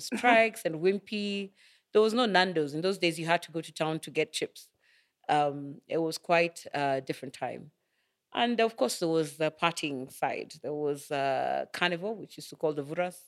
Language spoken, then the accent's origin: English; Nairobi, Kenya; we grew up in Madaraka.